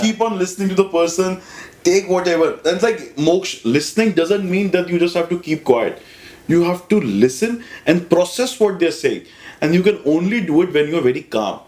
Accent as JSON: {"language": "English", "region": "Delhi", "country": "India", "tie": "born or raised there", "said": "I'm a regular Delhi guy, born and brought up in Delhi"}